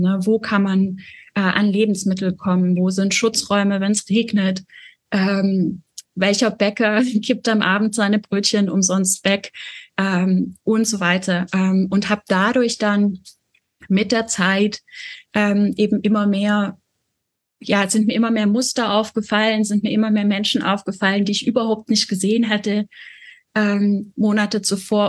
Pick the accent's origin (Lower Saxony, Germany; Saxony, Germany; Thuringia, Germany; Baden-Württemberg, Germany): Baden-Württemberg, Germany; a small village in; ich bin auf dem Dorf groß geworden, also wirklich so ein kleines Dorf in Baden-Württemberg